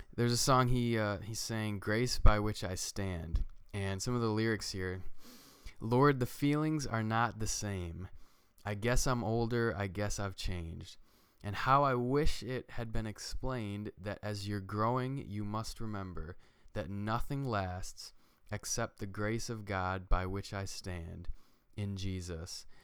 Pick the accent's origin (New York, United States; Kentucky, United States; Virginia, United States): New York, United States; We're from New York.